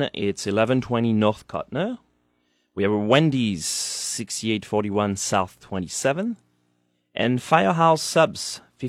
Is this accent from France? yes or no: yes; Vendée, Pays de la Loire, France; English is a second language; moved away as an adult; also born or lived in New York, United States; now in Lincoln, United States; I grew up in France till I was 22 in La Vendée, west coast of France.